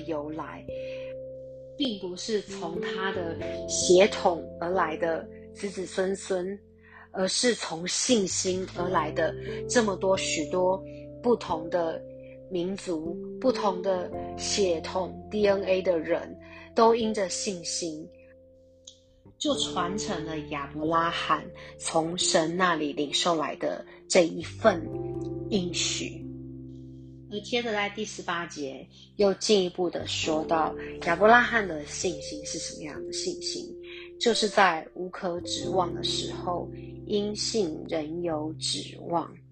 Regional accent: Taiwan; 像我们弟兄姐妹，我们都是台湾人

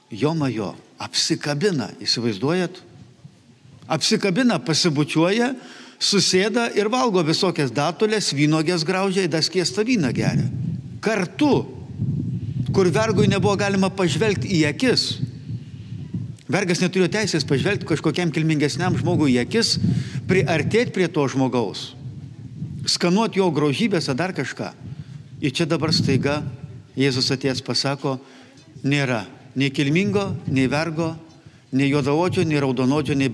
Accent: Lithuania

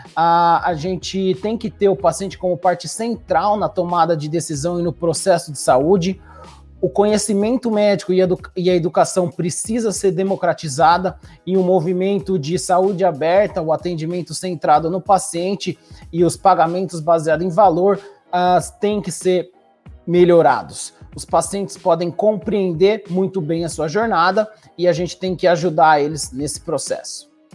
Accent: Brazil; moved away as an adult; also born or lived in New York, United States / Toronto, Canada; now in Kingston, Canada; sou brasileiro, formei no Brasil

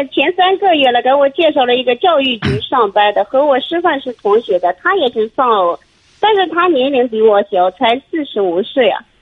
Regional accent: Shanxi, China; 我是山西的哦

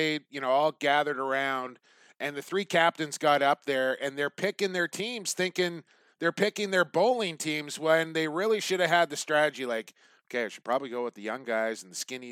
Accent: Coquitlam, British Columbia, Canada; my hometown of Coquitlam

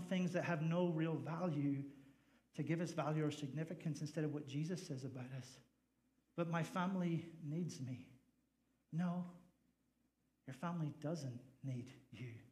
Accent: Northern Ireland, United Kingdom; also born or lived in Nevada / Fresno, California; now in United States; I just happen to be from the north. So I'm from the north of Ireland.

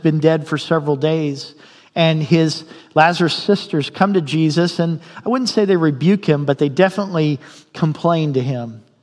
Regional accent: Indiana, United States; now in Fairbanks, United States; I'm from Indiana

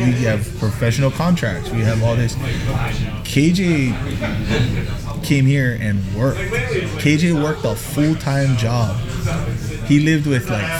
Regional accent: United States; moved away; also born or lived in Hawaii; us American players

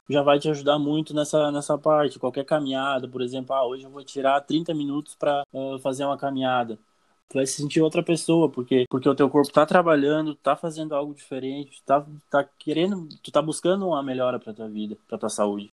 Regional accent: Brazil; sou aqui do Brasil

